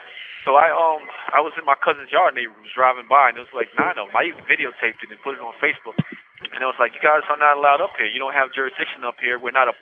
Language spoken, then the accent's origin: English; Shinnecock Nation, New York, United States; I'm politically involved in my nation, mm-hmm. Shinnecock Nation, as Native American